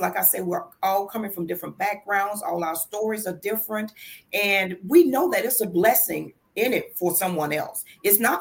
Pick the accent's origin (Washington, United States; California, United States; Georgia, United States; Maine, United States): Georgia, United States; Albany; now in Virginia, United States; I'm originally from Albany, Georgia. But Virginia is really my home now because I've been here over 30 years